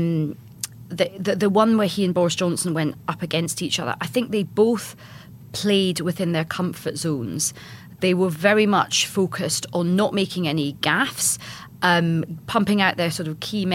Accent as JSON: {"language": "English", "region": "Scotland", "country": "United Kingdom", "said": "because I'm Scottish"}